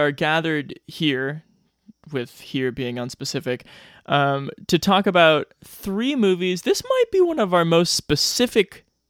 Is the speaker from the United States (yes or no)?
yes; Omaha, Nebraska, United States; moved away; I am coming to you from my parents' house in desolate, desolate West Omaha.